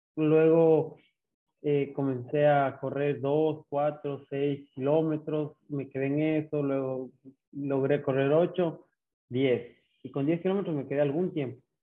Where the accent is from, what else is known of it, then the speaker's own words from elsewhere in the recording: Ambato, Tungurahua, Ecuador; also born or lived in Quito; now in Guayaquil, Ecuador; nacido en Quito, pero eh, viví en Ambato desde año y medio